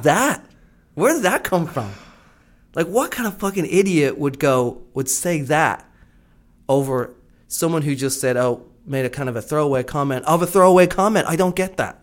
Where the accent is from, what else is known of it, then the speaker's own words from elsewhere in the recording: Ireland; I'm from Ireland